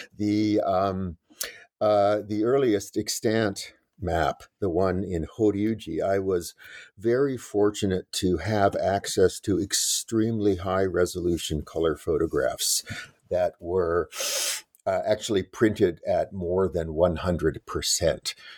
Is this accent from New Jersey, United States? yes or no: no; Los Angeles, California, United States; I grew up in West Los Angeles.